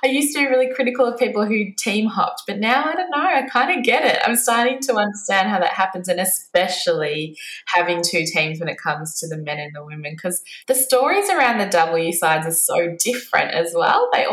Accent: Melbourne, Victoria, Australia; I grew up in Essendon

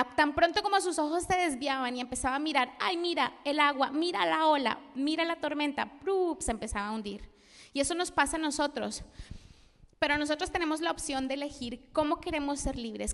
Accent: Colombia; moved away; also born or lived in Spain; Yo soy colombiana

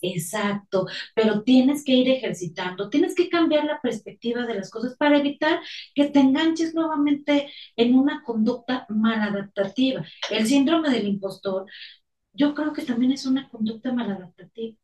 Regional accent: Mexico; now in Mexico City, Mexico; los que vivimos aquí en la Ciudad de México, que nos ha tocado experimentar los temblores del último, el del 2017, era una gran sensación de unidad como mexicanos

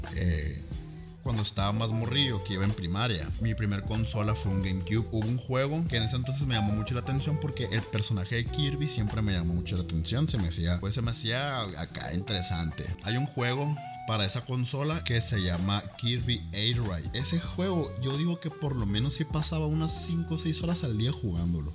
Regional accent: Ciudad Obregón, Sonora, Mexico; aquí en nuestra ciudad, obviamente como el nombre de nuestro podcast lo dice, somos de Obregón, Sonora, México.

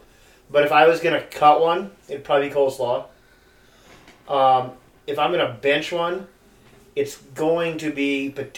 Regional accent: Northwest Iowa, United States; where I grew up in Northwest Iowa.

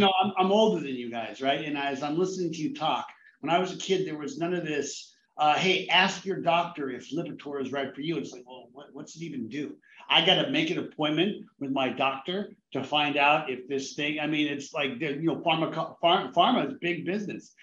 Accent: Southern California, United States; growing up in Southern California

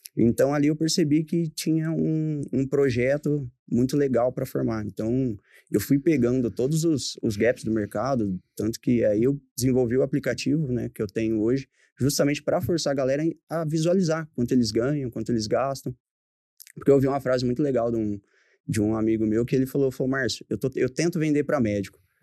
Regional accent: Pontal, São Paulo, Brazil; moved away as an adult; also born or lived in Ribeirão Preto; eu sou natural de Pontal em 2008 eu fui para Ribeirão

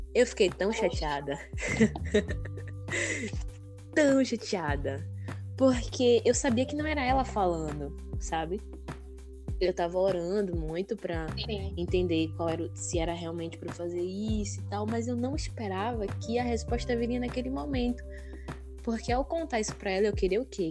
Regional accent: Bahia, Brazil; also born or lived in Conceição da Feira; eu sou baiana, né? Moro aqui na Bahia, no interior da Bahia, atualmente em Conceição da Feira.

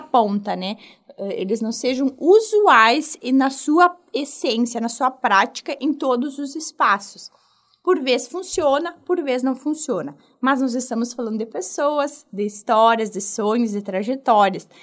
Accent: Rio Grande do Sul, Brazil; eu sou aqui do Rio Grande do Sul

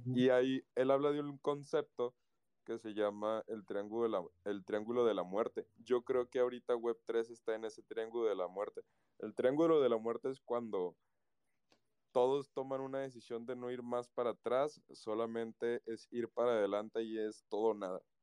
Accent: Guadalajara, Jalisco, Mexico; en mi país, acá en México, en mi ciudad, Guadalajara

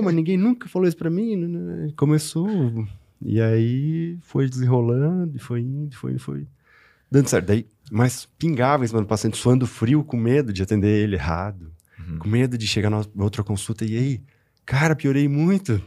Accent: Rio do Sul, Santa Catarina, Brazil; also born or lived in Itaiópolis (birthplace, garbled); Mas sou daqui de Rio do Sul, estudei sempre aqui

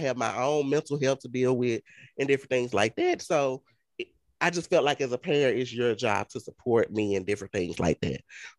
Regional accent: the South, United States; You're like, we're from the South. We're from the deep South.

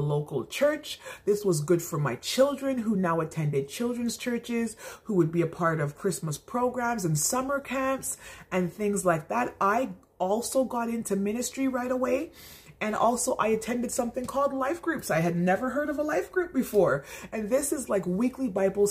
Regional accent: Montreal, Quebec, Canada; first language English; moved away as an adult; I am English. I'm an Anglophone Montrealer.

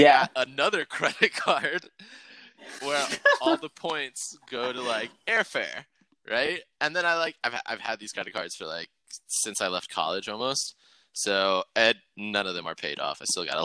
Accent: Atlanta, Georgia, United States; moved away as an adult; now in Chicago, United States; I grew up in Atlanta until I was like 18, and I spent like 10 years almost in Chicago

